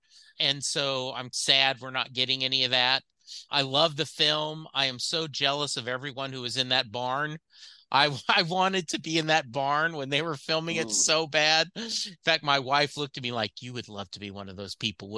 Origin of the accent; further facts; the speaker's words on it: Louisiana, United States; now in Dallas, United States; I grew up in Louisiana, graduated high school in 77, didn't move to Dallas till 84